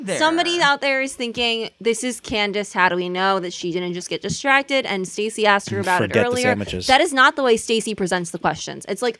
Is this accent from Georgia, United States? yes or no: no; New Jersey, United States; we're from New Jersey.